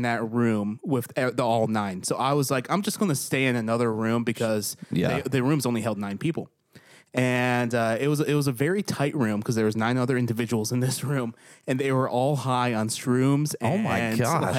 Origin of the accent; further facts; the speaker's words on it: New York, United States; accent: New Yorker; moved away as an adult; also born or lived in Europe; I'm from New York. If people haven't realized that yet, I talk like a New Yorker